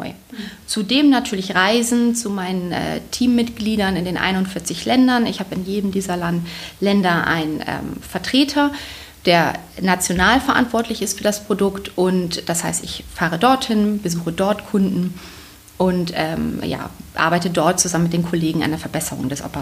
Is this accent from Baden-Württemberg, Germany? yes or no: no; Bremen, Germany; also ursprünglich bin ich Bremerin, deswegen hat man das zum gewissen Teil schon im Blut